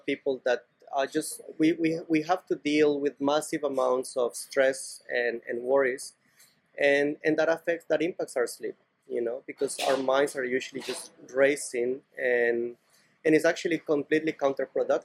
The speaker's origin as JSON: {"language": "English", "town": "Cali", "region": "Valle del Cauca", "country": "Colombia", "tie": "born or raised there", "moved": "yes", "lives_now": "Barcelona, Spain", "said": "I grew up in Cali, Colombia"}